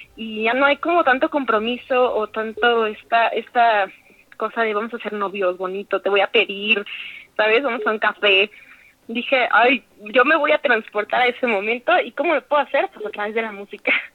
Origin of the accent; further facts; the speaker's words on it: Mexico City, Mexico; also born or lived in Aguascalientes; now in State of Mexico, Mexico; yo soy de la Ciudad de México, de aquí soy originaria